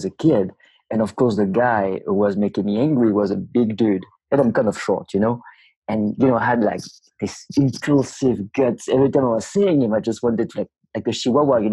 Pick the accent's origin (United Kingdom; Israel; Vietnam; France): France; southern France; moved away as an adult; now in San Francisco, United States; I am from France originally, and from south of France in a tiny little village where 80 people down there. And I moved in California in 2003